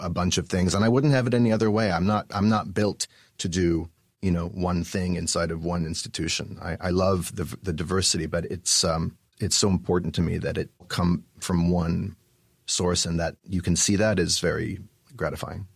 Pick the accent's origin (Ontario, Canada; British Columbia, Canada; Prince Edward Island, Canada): British Columbia, Canada; Vancouver; born or raised there; moved away as an adult; also born or lived in New York / Montreal